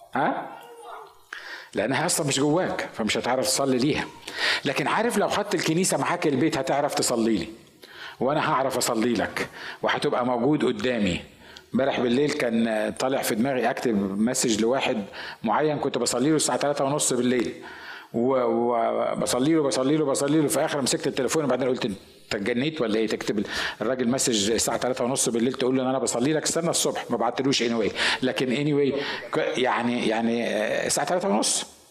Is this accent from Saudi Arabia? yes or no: no; Egypt; انا مصري